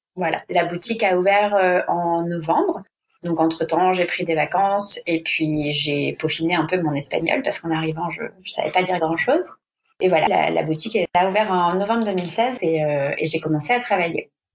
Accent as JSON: {"language": "French", "country": "France", "moved": "as an adult", "lives_now": "Barcelona, Spain", "said": "Je suis française, mais je vis à Barcelone depuis bientôt quatre ans."}